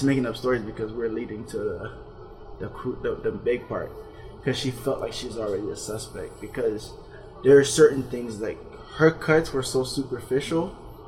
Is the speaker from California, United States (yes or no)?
no; Florida, United States; I'm from Florida